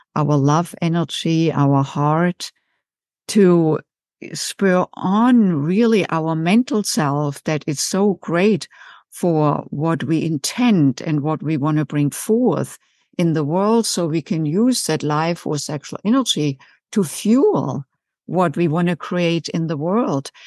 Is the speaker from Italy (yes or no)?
no; Germany; English is a second language; moved away as an adult; also born or lived in United States; now in Chicago, United States; as you can tell from my accent, I didn't grow up in the United States. I was born and raised in Germany and came in my late 20s